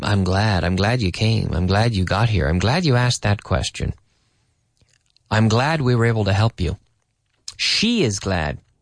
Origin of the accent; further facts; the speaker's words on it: Canada; I'm Canadian